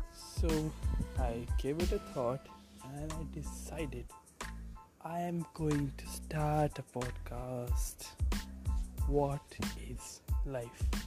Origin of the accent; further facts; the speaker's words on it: India; I'm an Indian